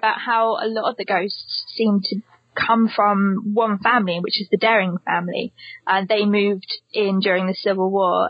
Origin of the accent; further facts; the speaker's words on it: Hilperton, South West England, United Kingdom; I grew up in the British countryside, though, in a village, which is called Hilperton.